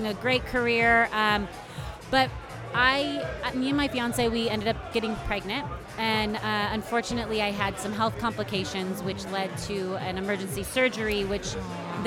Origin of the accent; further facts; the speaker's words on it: California, United States; moved away as an adult; now in Arizona, United States; I moved to Arizona. I'm from California.